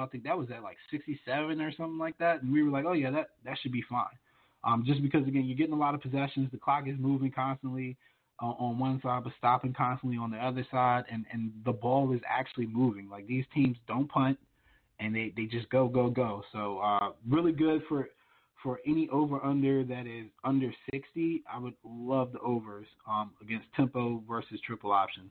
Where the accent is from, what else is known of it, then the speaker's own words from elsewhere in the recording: Lynchburg, Virginia, United States; moved away; the weather's not all that great back home, and I'm I'm from the Lynchburg area, so it's not all that great back home